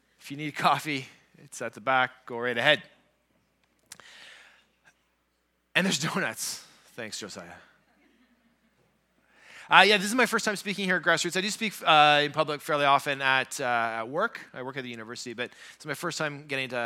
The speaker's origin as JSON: {"language": "English", "region": "Southern Ontario", "country": "Canada", "tie": "born or raised there", "moved": "as an adult", "lives_now": "Thunder Bay, Canada", "said": "I grew up down in Southern Ontario"}